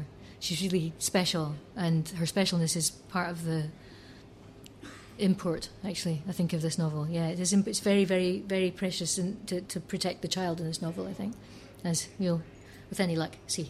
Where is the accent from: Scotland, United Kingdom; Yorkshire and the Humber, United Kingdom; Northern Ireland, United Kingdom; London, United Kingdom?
Scotland, United Kingdom; I'm lucky to be Scottish, and to have inherited a very rhythmic tradition